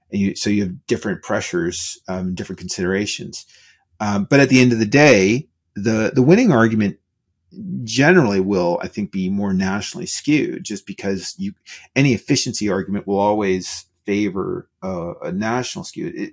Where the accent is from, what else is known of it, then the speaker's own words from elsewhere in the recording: Canada; I'm Canadian